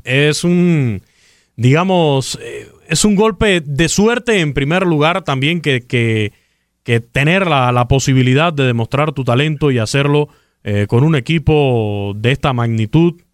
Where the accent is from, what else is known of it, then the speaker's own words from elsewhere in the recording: Camagüey, Cuba; Camagüey, por cierto, mi tierra natal